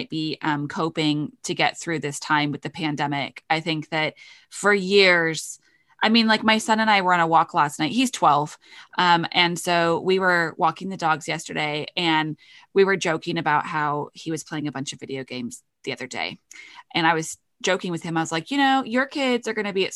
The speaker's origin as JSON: {"language": "English", "country": "United Kingdom", "said": "I'm British."}